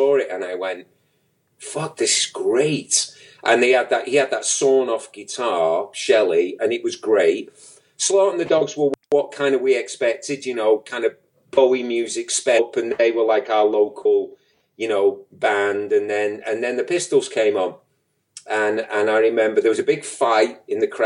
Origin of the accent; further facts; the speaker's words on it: Manchester, North West England, United Kingdom; Wythenshawe, my neighborhood